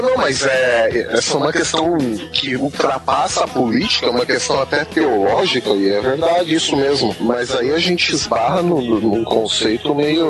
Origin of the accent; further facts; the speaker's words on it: Brazil; Eu sou brasileiro, mas sou cristão.